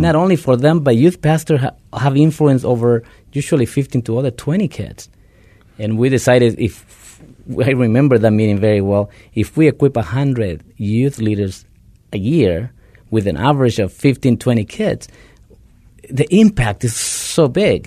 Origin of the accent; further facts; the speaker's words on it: Guatemala; moved away; originally I am from Guatemala